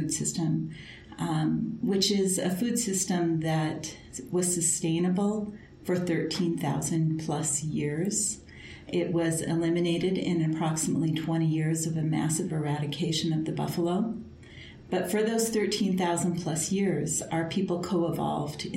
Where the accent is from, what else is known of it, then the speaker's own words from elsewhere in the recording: Turtle Mountain Band of Ojibwa, North Dakota, United States; now in Montana, United States; I am Anishinaabe Ojibwa from the Turtle Mountain Band of Ojibwa